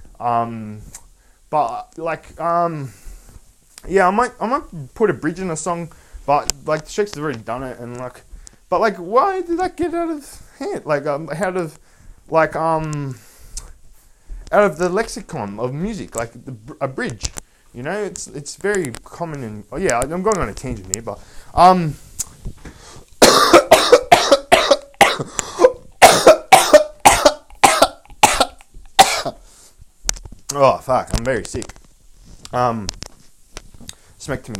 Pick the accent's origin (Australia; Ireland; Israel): Australia; I was Australian